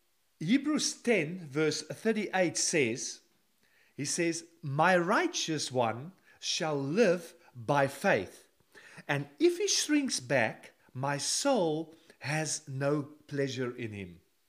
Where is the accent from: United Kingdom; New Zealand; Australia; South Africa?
South Africa; moved away as an adult; now in Netherlands; Now, in 1988, when I came with three other people to the Netherlands, we came from South Africa, just a suitcase.